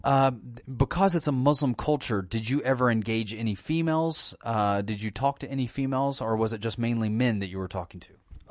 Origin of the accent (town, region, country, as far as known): United States